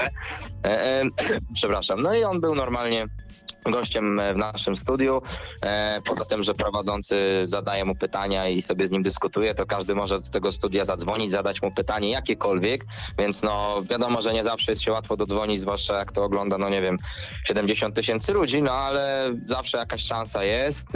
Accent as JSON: {"language": "Polish", "town": "Ząbki", "region": "Masovian Voivodeship", "country": "Poland", "said": "ja jestem z Ząbek"}